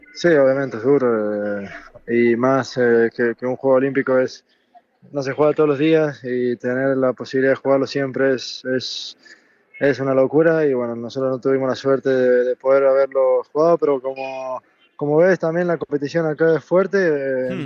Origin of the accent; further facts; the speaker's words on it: Argentina; moved away as an adult; also born or lived in Barcelona, Spain; now in Germany; salí de Argentina, dejé mi familia